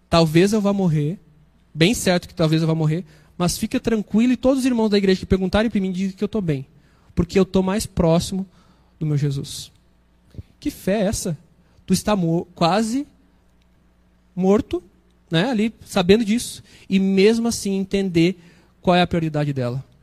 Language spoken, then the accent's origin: Portuguese; Brazil; moved away; Toda vez que eu volto para minha terra, ali para São Francisco, dá uma saudade. Eu amo aquele lugar.